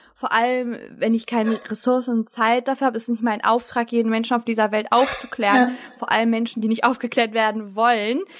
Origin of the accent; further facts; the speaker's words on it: Germany; Ich bin für mich deutsch, ich bin auch türkisch